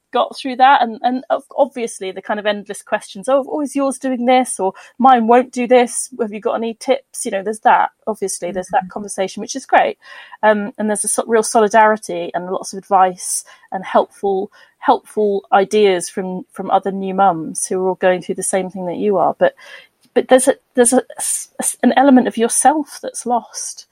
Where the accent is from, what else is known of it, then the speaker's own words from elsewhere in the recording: Bristol, South West England, United Kingdom; moved away as an adult; I was born and bred in Bristol, um, so I am a West Country girl at heart